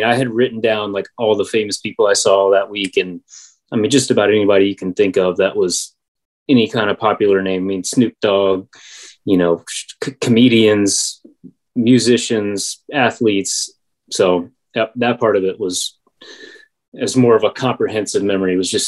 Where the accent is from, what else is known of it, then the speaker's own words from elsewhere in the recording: District of Columbia, United States; like my hometown station, 106.7 up in the DC area, and like the Sports Junkies